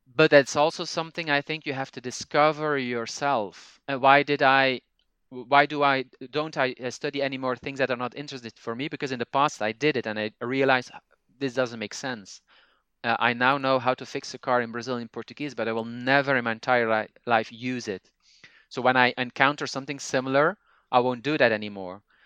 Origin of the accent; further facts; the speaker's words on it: Flanders, Belgium; first language Dutch (Flemish); English is a second language; moved away as an adult; also born or lived in Italy; now in Spain; I'm originally from Belgium, but I've been living for the past six years in, uh, in Spain.